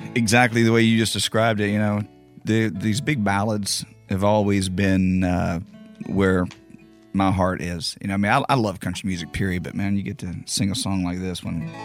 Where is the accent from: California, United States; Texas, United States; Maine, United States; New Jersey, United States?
Texas, United States; Beaumont; my hometown of, of Beaumont